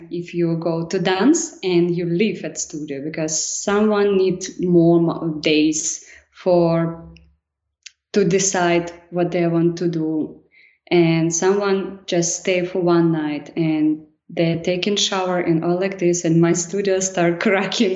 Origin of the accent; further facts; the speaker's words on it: Kryvyi Rih, Dnipropetrovsk Oblast, Ukraine; English is a second language; moved away as an adult; now in Lviv, Ukraine; I'm original from East Park, River Roh